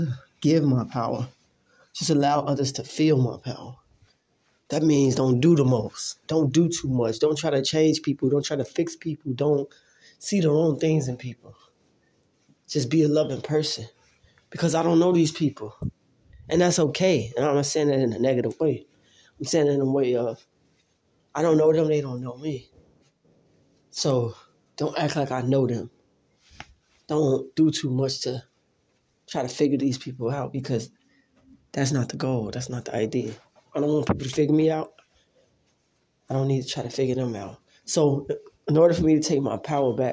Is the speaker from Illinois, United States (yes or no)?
yes; Chicago, Illinois, United States; I grew up in Chicago